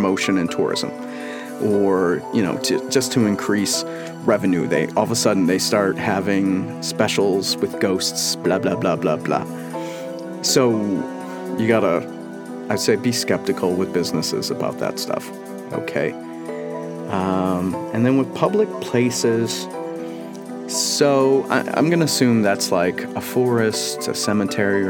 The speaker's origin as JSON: {"language": "English", "region": "Washington", "country": "United States", "tie": "born or raised there", "said": "my home state, Washington"}